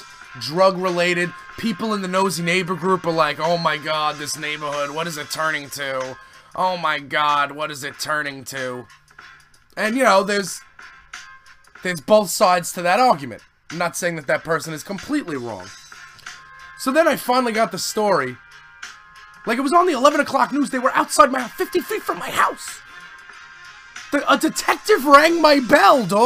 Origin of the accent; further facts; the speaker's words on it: New York City, New York, United States; now in Staten Island, United States; that's in Canarsie, and I was like, he's from my old hood